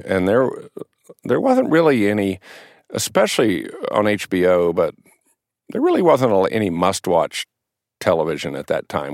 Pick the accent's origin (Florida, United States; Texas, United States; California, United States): Texas, United States; San Angelo; I grew up in, in West Texas, actually, a little town, San Angelo, Texas